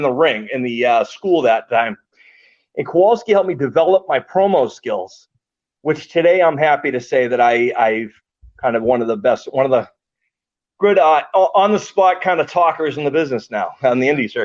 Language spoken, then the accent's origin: English; Ireland; I'm Irish